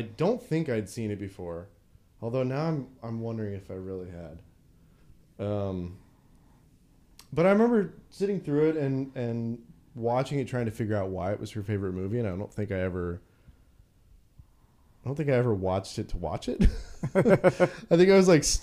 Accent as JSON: {"language": "English", "region": "Oregon", "country": "United States", "said": "I'm from Oregon."}